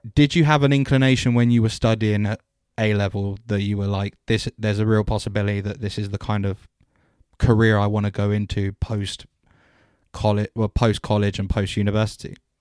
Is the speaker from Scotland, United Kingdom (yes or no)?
no; just outside Southwest London, United Kingdom; moved away as an adult; also born or lived in Southampton; I was raised just outside of Sou-, Southwest London